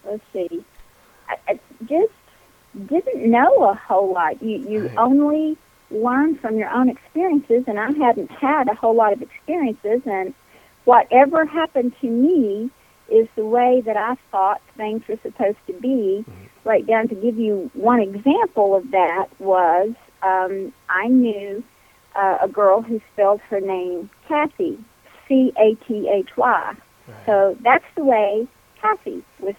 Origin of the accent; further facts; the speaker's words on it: Kentucky, United States; also born or lived in Burgin, Kentucky / Versailles, Kentucky; I'm a Kentucky girl, barely been out of the state except to go on vacation occasionally